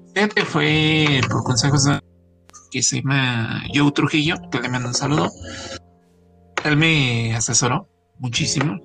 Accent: Naucalpan, State of Mexico, Mexico; yo soy de Naucalpan

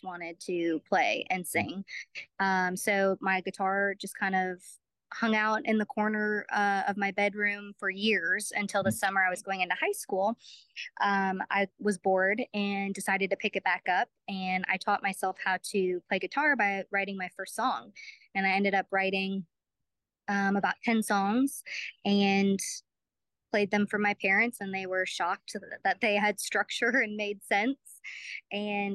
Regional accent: Brookfield, Wisconsin, United States; moved away as an adult; now in Nashville, United States; I'm from Brookfield, Wisconsin, which is a suburb of Milwaukee, born and raised there, and had never moved in my life until I made the move to Nashville about 7.5 years ago

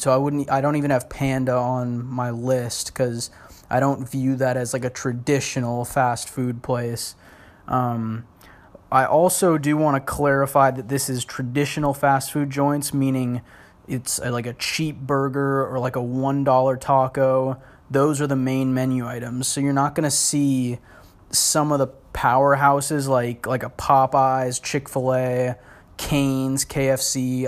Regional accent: Portland, United States; now in Los Angeles, United States; growing up in Portland

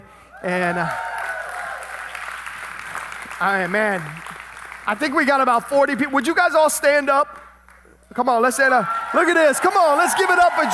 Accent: Tennessee, United States; now in South Florida, United States; I was born in Tennessee.

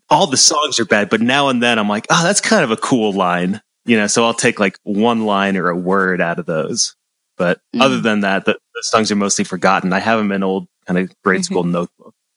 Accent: Central Massachusetts, United States; moved away as an adult; now in Ann Arbor, United States; I'm from Central Massachusetts

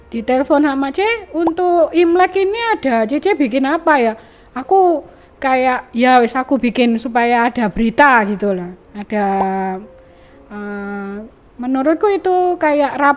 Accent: Aceh, Indonesia; itu saya gini loh karena saya orang Aceh ya pengen apa ya kreatif atau uh, buka ya saya percantik.

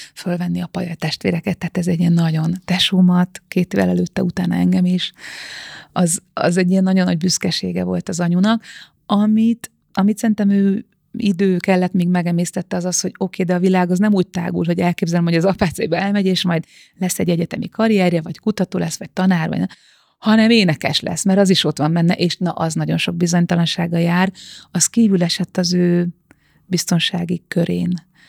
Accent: Bag, Pest, Hungary; Bag, Bag faluja, a falu széle az erdőhöz nagyon közel, nagyon közel a természethez, és azt hiszem, hogy ez nekem egy ilyen nagyon hosszú földeltséget ad, vagy egy ilyen az egész életemen át kitartó földközeliséget, ugyanis én tényleg egy ilyen paraszti családban nőttem föl

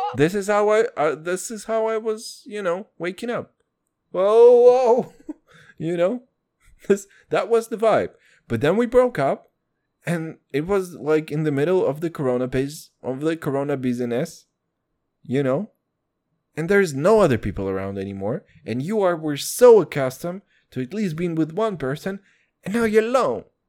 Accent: Kazakhstan; moved away; When people ask me where I'm from, and I say, "From Kazakhstan

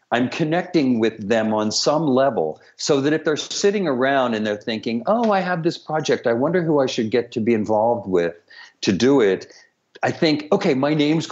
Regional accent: outside of Philadelphia, down by the Delaware River, Pennsylvania, United States; moved away as an adult; also born or lived in Tucson, Arizona; I grew up in outside of Philadelphia, down by the Delaware River in a really, really, really poor section

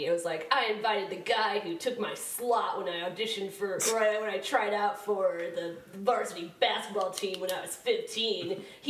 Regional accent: Chicagoland area, DuPage County, Illinois, United States; I grew up in Chicagoland area in the 90s during the Bulls dynasty.

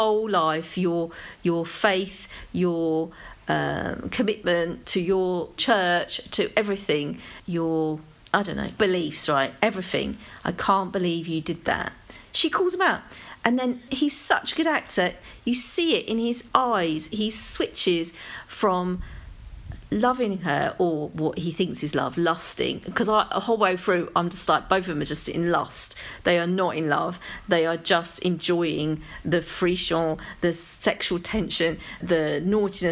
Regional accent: London, United Kingdom; accent: London; it's my London accent

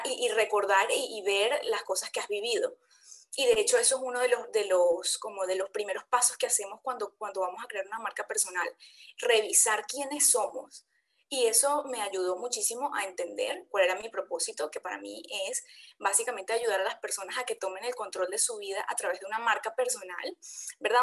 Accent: Venezuela; Soy venezolana también

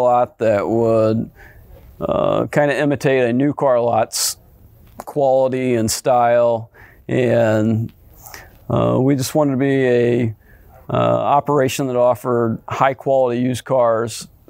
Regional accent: Roxana, Illinois, United States; also born or lived in Alton, Illinois; I grew up in Alton, moved to Roxana when I was 10 years old. Went to Roxana High School

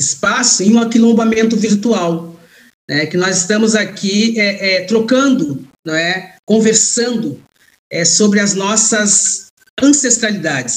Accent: Quilombo de Moçambique, Rio Grande do Sul, Brazil; Eu digo que é o quilombo de Moçambique, no Rio Grande do Sul, que era o quilombo, do quilombo onde é oriundo da minha família, onde eu nasci

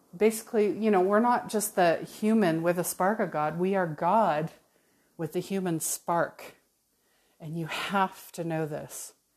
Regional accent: Calgary, Alberta, Canada; moved away as an adult; also born or lived in New Westminster, British Columbia; I was born in New Westminster, uh, just outside of Vancouver, but, uh, I moved to Calgary, Alberta when I was four. So truly, you know, Calgary, I grew up in Calgary

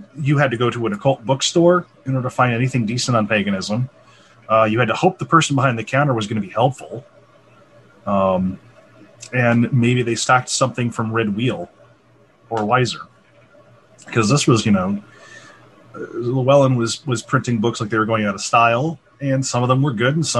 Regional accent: Michigan, United States; I'm from Michigan, we don't really have that as much here

